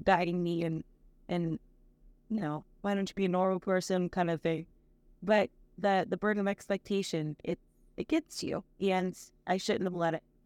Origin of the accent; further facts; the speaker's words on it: Akron, Ohio, United States; I'm from Akron, Ohio, so it's kind of a big deal for us Ohioans